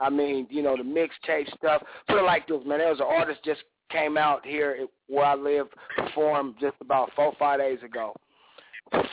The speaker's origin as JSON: {"language": "English", "town": "Portland", "region": "Oregon", "country": "United States", "said": "I'm from the City of Roses, man. Portland, Oregon."}